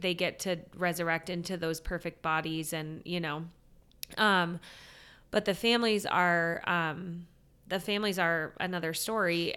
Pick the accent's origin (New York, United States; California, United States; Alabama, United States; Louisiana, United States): California, United States; San Diego; moved away as an adult; also born or lived in Steubenville, Ohio / Washington, D.C.; I grew up in San Diego